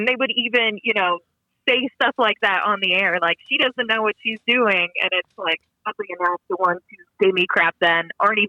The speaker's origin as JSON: {"language": "English", "region": "Minnesota", "country": "United States", "tie": "born or raised there", "accent": "Minnesotan", "said": "but I was born and raised in Minnesota."}